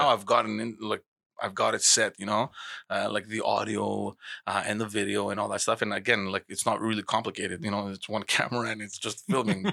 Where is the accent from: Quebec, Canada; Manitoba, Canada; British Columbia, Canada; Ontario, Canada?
Quebec, Canada; Montreal; growing up in Montreal